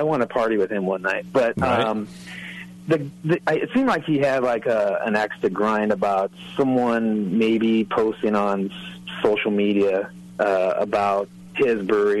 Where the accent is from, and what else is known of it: Riverside, California, United States